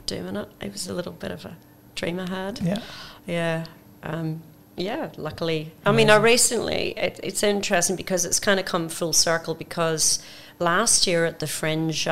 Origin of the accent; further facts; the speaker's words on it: Belfast, Northern Ireland, United Kingdom; now in Australia; I'm from Belfast, Northern Ireland